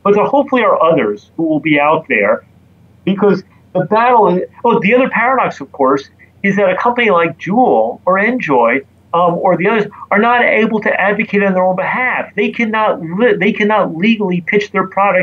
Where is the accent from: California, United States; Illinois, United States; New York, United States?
New York, United States; New York City; as a New Yorker